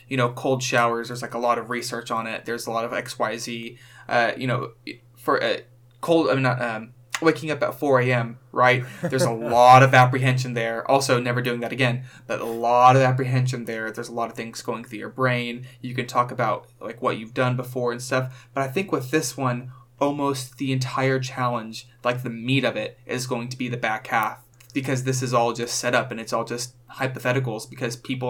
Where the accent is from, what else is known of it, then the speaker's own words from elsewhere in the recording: Texas, United States; living in Texas